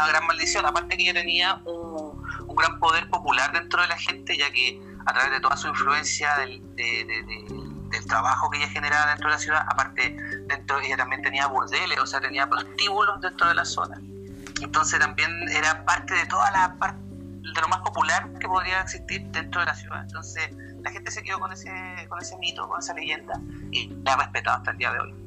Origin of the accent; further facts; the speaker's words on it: Punta Arenas, Magallanes and Chilean Antarctica, Chile; now in Maitencillo, Chile; yo viví en Punta Arenas, eh, mi juventud, mi niñez